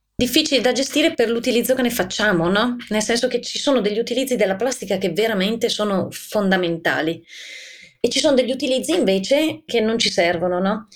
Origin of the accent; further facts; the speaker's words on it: Bergamo, Lombardy, Italy; poi si sente dall'accento. Io son di Bergamo